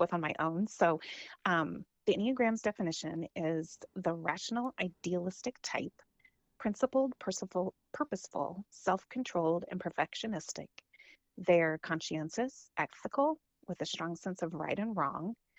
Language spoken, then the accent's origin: English; Holdrege, Nebraska, United States; also born or lived in Lincoln, Nebraska; when I was in seventh grade, we moved from Holdridge to Lincoln